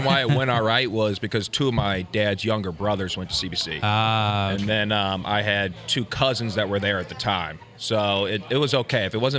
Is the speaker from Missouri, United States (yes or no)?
yes; Ballwin, Missouri, United States; I grew up in Baldwin.